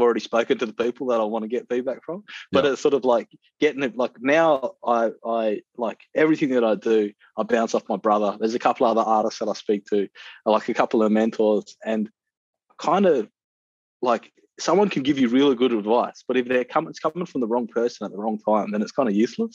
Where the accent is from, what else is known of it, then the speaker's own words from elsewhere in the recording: Perth, Western Australia, Australia; I grew up in Perth